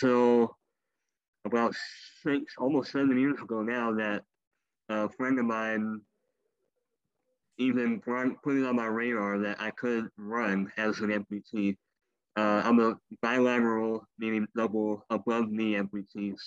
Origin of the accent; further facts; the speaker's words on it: Brenham, Texas, United States; moved away as an adult; now in Houston, United States; I moved away to a small town halfway between here and Austin called Brenham, Texas